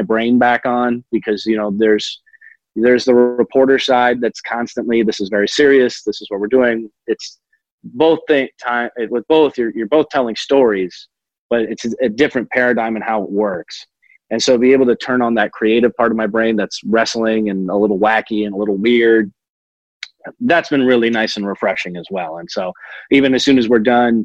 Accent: Los Angeles, California, United States; now in Texas, United States; my hometown of Los Angeles, where my friends and family there

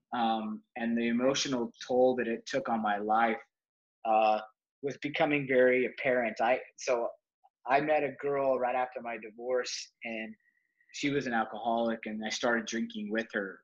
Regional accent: Salt Lake City, Utah, United States; I was raised in Salt Lake City, Utah

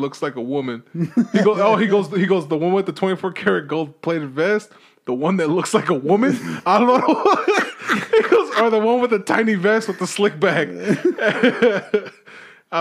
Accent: Los Angeles, California, United States; I'm from East

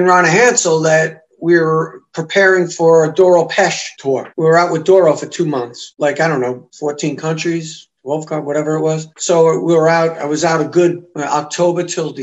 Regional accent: United States; I'm coming from the States

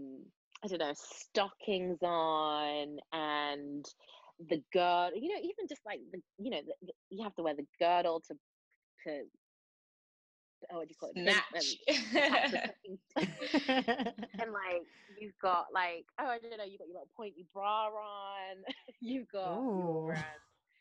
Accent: Manchester, North West England, United Kingdom; accent: Mancunian; I do keep my accent on because of it's difficult to switch between Mancunian and South Side of Chicago

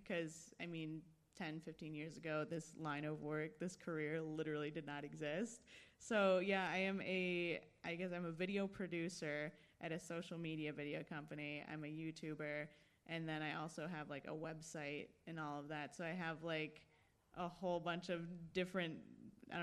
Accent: Michigan, United States; moved away as an adult; also born or lived in San Diego, California / New York / Chicago; now in Los Angeles, United States; I was born in San Diego. And when I was about 3 years old, I moved to Michigan. I grew up in Michigan, so in like the suburbs, probably about an hour from Detroit.

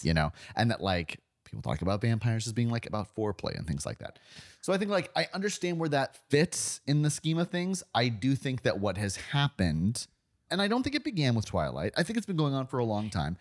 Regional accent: Florida, United States; I'm from Florida

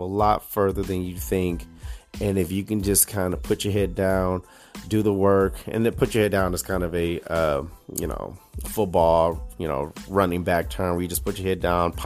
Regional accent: Detroit, Michigan, United States; moved away as an adult; now in Lake Mills, United States; I'm born and raised in Detroit, Michigan. I was on the west side.

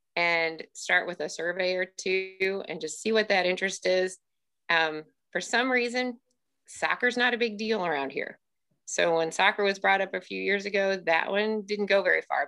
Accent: Russellville, Missouri, United States; also born or lived in Springfield, Missouri; I grew up here in central Missouri in a small school

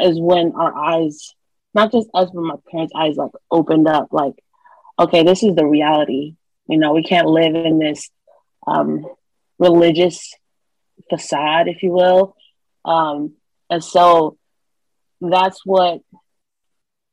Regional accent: Long Beach, California, United States; I grew up in Long Beach, California, surrounded by gang violence.

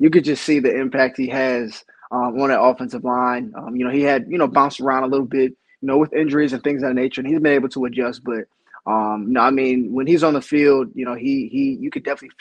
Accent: Northeast Ohio, United States; moved away; growing up, I'm from Northeast Ohio

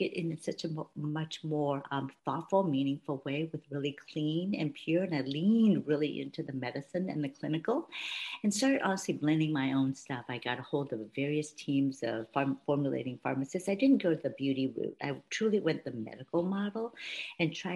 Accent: Palo Alto, California, United States; moved away as an adult; also born or lived in St. Louis; I grew up in Palo Alto, went to Stanford University, ended up going to Washington University Med School in St. Louis

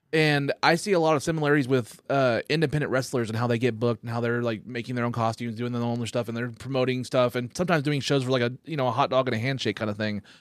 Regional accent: Copan, Oklahoma, United States; also born or lived in Bartlesville; I actually grew up in a town called Copan, which is about twenty minutes north of here

